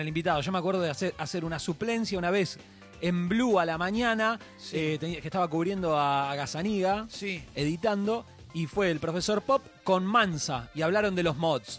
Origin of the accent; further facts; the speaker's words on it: Argentina; yo soy argentino y tengo todo mi derecho a enojarme con un gobierno, porque para eso pago mis impuestos, para eso vivo en este país